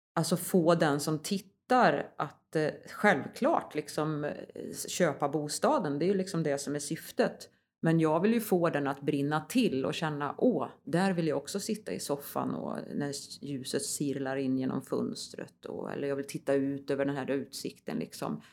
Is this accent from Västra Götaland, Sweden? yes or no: yes; Västergötland, Västra Götaland, Sweden; moved away; also born or lived in Värmland; Jag kommer ju från Västergötland från början